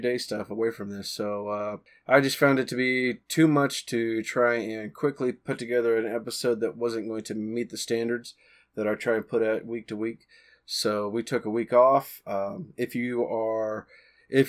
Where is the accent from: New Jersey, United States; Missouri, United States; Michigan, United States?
Missouri, United States; accent: country or southern; being a guy from Missouri, I probably sounded very country, very country or southern to her